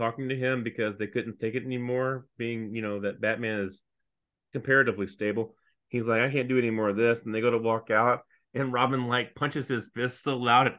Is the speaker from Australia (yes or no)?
yes; Australia; We're all from Australia.